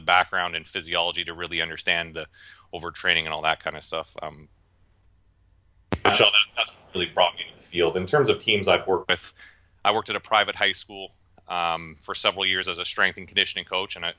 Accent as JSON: {"language": "English", "country": "Canada", "tie": "born or raised there", "moved": "yes", "lives_now": "United States", "said": "I grew up north in Canada"}